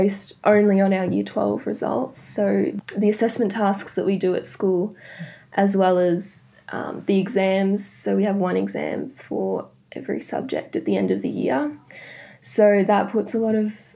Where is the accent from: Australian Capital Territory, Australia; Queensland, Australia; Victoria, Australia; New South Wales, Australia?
Victoria, Australia; Melbourne; also born or lived in Netherlands; I was born in the Netherlands because my dad's Dutch. So my sister and I were born there. And then when I was about 3, we moved back to Australia because my mum's Australian. And yeah, we've been in Melbourne ever since